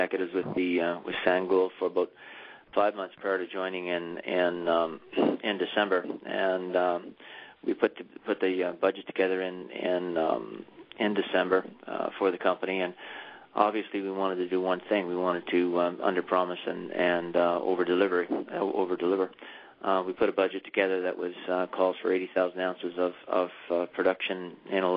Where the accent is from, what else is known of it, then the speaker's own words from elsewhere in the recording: South Porcupine, Ontario, Canada; I grew up and was born and raised in South Park Bend, actually at the mine site villages of Dome and Domex.